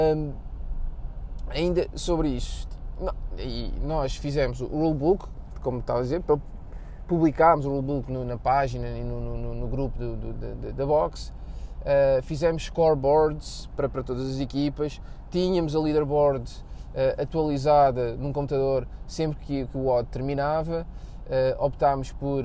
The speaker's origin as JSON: {"language": "Portuguese", "country": "Portugal", "said": "somos portugueses"}